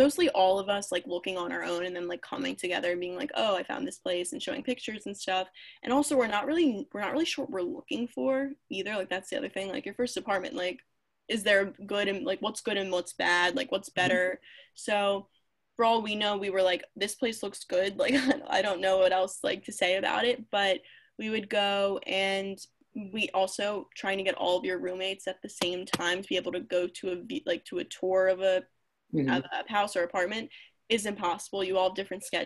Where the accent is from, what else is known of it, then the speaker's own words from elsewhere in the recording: Philadelphia, Pennsylvania, United States; I'm literally from Philadelphia